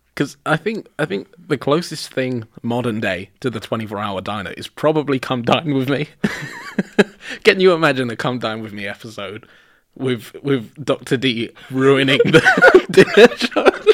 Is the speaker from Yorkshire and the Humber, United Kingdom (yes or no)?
no; London, United Kingdom; fucking Londoner I am